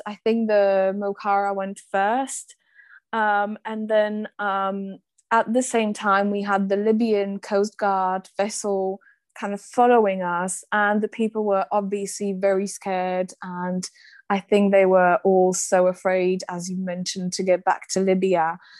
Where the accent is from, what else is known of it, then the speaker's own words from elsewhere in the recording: Slovakia; my home country slovakia